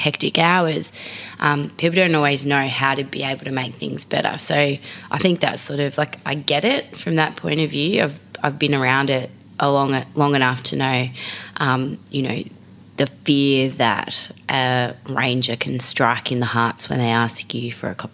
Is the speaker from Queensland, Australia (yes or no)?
no; Frankston, Victoria, Australia; now in Sydney, Australia; I am a Melbourne girl, or really, let's be honest, I'm from Frankston.